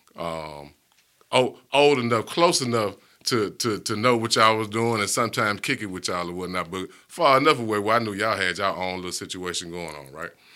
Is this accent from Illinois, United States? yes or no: no; Hewittown, Alabama, United States; also born or lived in Bessemer, Alabama; I grew up in Hewittown